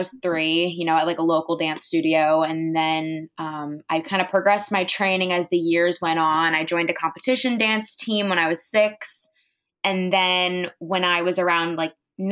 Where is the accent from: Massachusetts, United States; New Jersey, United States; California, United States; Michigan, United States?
New Jersey, United States; Monmouth County; moved away as an adult; now in New York City, United States; I am from Jersey, so basically across the bridge, in this county called Monmouth County, which is where the northern part of where the Jersey Shore starts